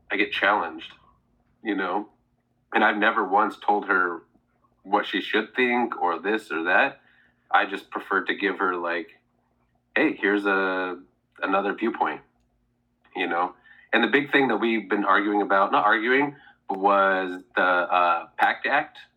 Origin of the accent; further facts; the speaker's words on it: Seattle, Washington, United States; yes, I'm from Seattle, but I've not given one iota of where I stand politically.